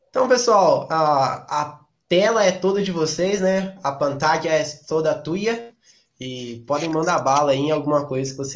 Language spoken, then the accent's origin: Portuguese; Mexico; Portuguese is a second language; Eu sou do México e fiz intercâmbio no Brasil.